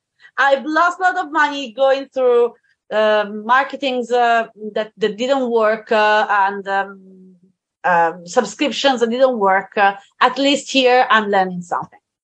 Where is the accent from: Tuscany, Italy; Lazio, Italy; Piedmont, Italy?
Tuscany, Italy; I live in Italy. I am from Tuscany, actually.